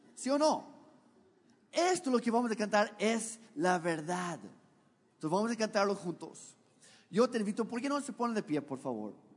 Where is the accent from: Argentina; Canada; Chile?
Canada; now in Mexico; Dios me hizo nacer en el país equivocado